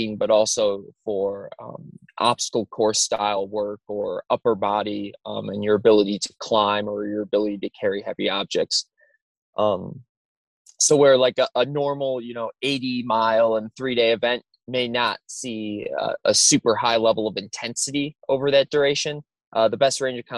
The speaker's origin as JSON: {"language": "English", "region": "Wisconsin", "country": "United States", "tie": "born or raised there", "moved": "as an adult", "said": "I'm originally from Wisconsin, born and raised there."}